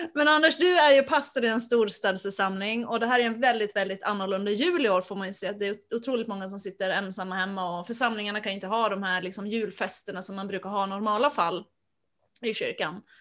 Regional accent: Finland; Jag har vuxit upp i Finland

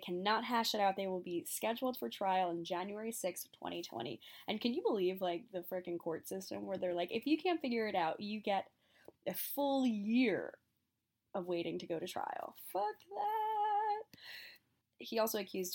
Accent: New York, United States; since I'm a New Yorker

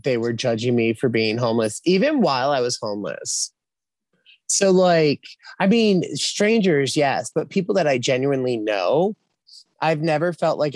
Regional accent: Philadelphia, Pennsylvania, United States; moved away as an adult; now in South Carolina, United States; I'm from Philadelphia, so I always kind of go back there

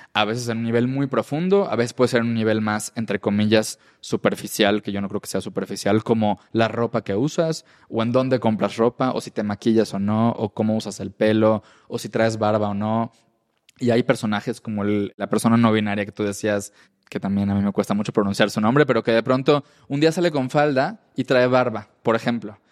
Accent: Yucatán, Mexico; first language Spanish; yo soy de Yucatán, donde se usan palabras en maya y las españolizamos

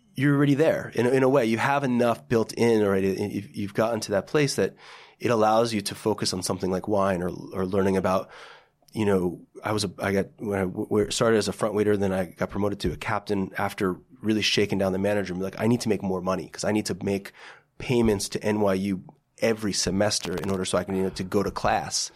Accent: Parsippany, New Jersey, United States; I say Parsippany because most people don't know what Lake Hiawatha is

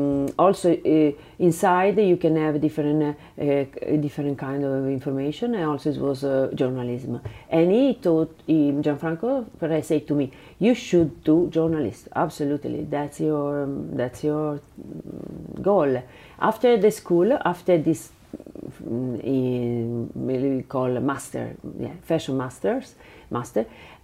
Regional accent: Bari, Apulia, Italy; English is a second language; It was a master post-graduation because I came from Bari with my graduation in history of art.

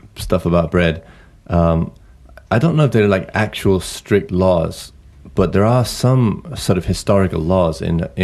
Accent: England, United Kingdom; I come from, you know, I come from England

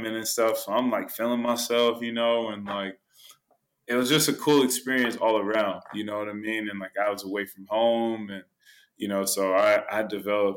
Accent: Richmond, California, United States; moved away as an adult; also born or lived in Croatia / Netherlands; I grew up in California

